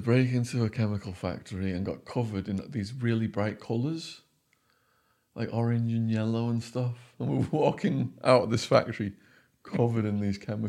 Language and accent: English; Widnes, North West England, United Kingdom; born or raised there